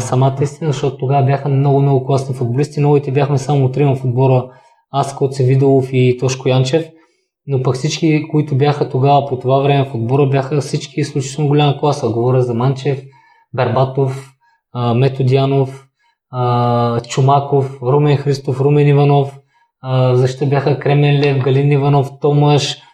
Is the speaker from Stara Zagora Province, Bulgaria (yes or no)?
yes; Kazanlak, Stara Zagora Province, Bulgaria; нямаше футболна възрастова група за мен в Казанлък